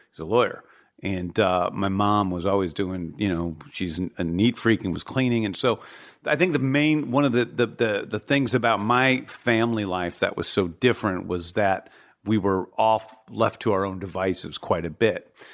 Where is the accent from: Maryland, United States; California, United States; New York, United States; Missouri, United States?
Missouri, United States; Manchester; also born or lived in St. Louis, Missouri; I grew up in Saint Louis, Missouri in the seventies